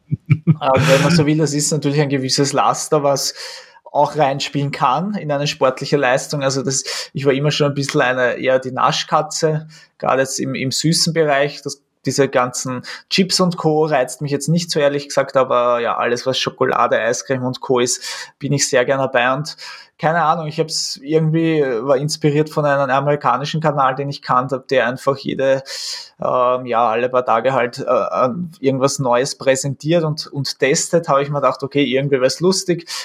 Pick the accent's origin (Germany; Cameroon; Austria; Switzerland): Austria; was man halt als Österreicher ja ein bisschen ein gebrankmarktes Kind ist